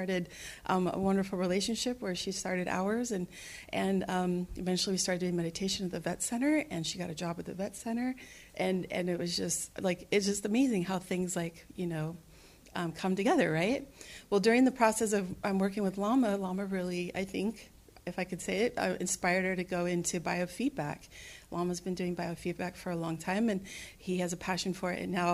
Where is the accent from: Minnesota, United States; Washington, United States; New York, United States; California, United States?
California, United States; Sacramento; we're both from Sacramento